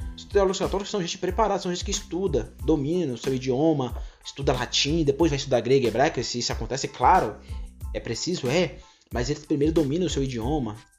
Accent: Vitória da Conquista, Bahia, Brazil; eu sou de Conquista, moro em Conquista

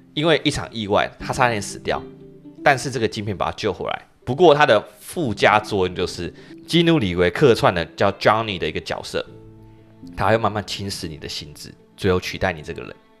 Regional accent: Taiwan; accent: Taiwanese English; 他们的那个日式英文口音真的是不输给我们台式英文口音

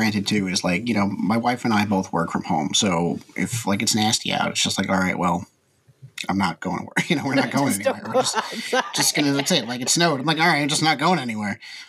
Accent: New York City, New York, United States; moved away as an adult; now in Connecticut, United States; So I lived in the city up until about 3 years ago when I moved to Connecticut. But I grew up in Queens, right outside of New York City.

